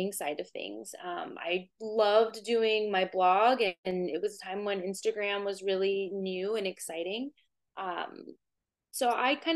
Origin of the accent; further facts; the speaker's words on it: Corpus Christi, Texas, United States; now in Boston, United States; I grew up in South Texas, Corpus Christi, Texas.